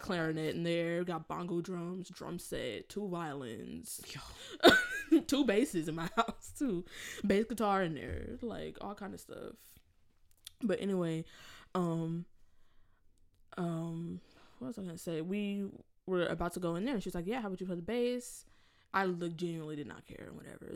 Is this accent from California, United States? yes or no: yes; Inglewood, California, United States; now in Rochester, United States; I'm from Los Angeles, California, but more specifically, more specifically, if you know like Los Angeles area, I'm from Inglewood.